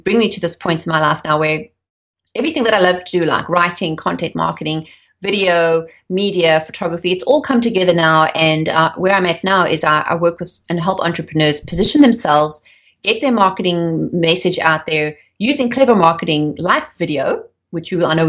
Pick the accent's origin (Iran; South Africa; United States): South Africa; moved away as an adult; also born or lived in York, North Yorkshire, England; I grew up in South Africa during the days of apartheid